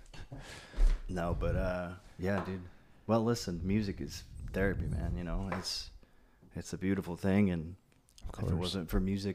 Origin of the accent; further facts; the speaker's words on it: Florence, Oregon, United States; moved away as an adult; also born or lived in Eugene, Oregon / Portland, Oregon / Nashville, Tennessee; I grew up in Florence, went to high school, and then I finished up there